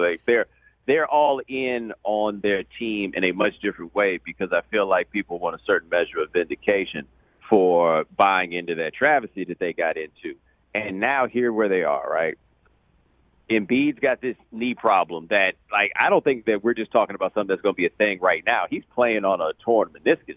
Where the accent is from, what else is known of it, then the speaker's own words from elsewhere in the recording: Houston, Texas, United States; I'm from Houston.